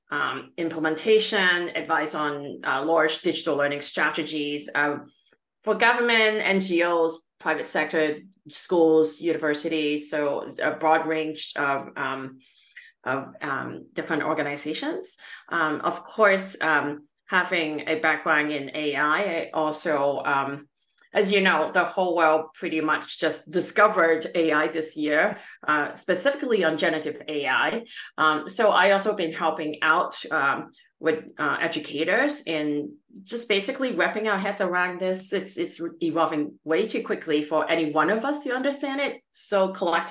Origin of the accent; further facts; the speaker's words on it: Canada; also born or lived in Calgary, Alberta; I'm Canadian, based in Calgary, Alberta, Canada